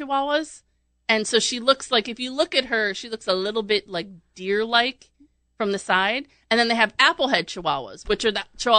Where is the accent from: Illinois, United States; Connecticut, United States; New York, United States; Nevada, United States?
New York, United States; I'm from New York, too.